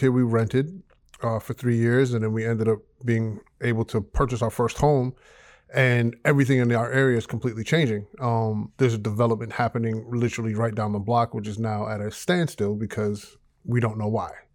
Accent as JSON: {"language": "English", "region": "New York", "country": "United States", "moved": "as an adult", "lives_now": "Georgia, United States", "said": "We moved from New York. to Georgia"}